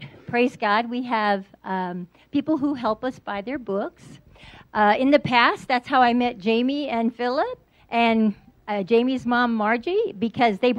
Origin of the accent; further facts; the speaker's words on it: San Antonio, Texas, United States; I'm from San Antonio, Texas